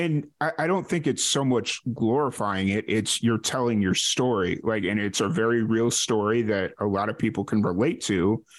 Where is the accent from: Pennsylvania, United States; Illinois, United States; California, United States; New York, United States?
Illinois, United States; Chicago; moved away as an adult; I grew up in Chicago, so I used to be okay with this weather, but now that I haven't lived in Chicago in about 15 years